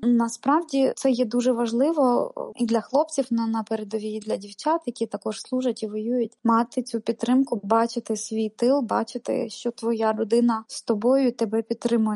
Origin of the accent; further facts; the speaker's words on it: Ukraine; moved away as an adult; моє рідне місто, в якому я народилась і прожила 25 років свого життя.